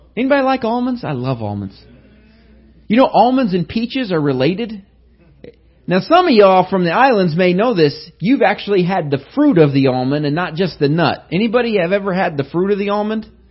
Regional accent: Indiana, United States; I was from Indiana

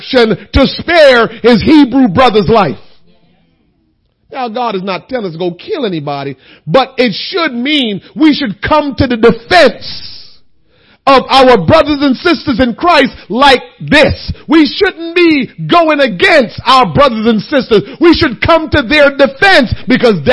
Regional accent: Jamaica; moved away; being a Jamaican

